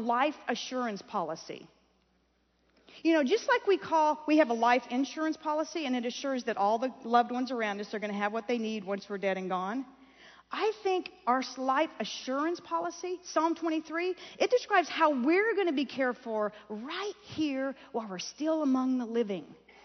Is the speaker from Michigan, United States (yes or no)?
no; Kansas, United States; growing up in Kansas on a little farm